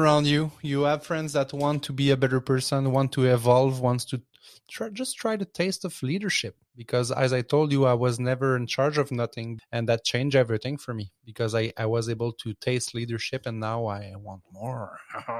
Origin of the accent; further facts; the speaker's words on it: Quebec, Canada; I'm from Quebec